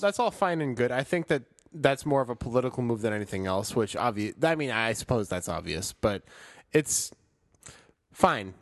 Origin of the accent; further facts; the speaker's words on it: Chicago, Illinois, United States; moved away; I'm from Chicago